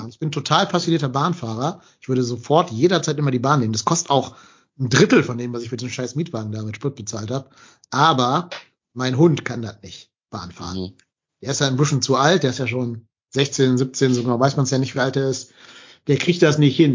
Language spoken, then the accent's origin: German; North Rhine-Westphalia, Germany; nicht als Kölner, aber als Rheinländer